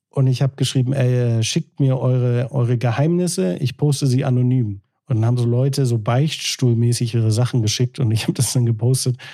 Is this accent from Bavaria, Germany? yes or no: no; Hamburg, Germany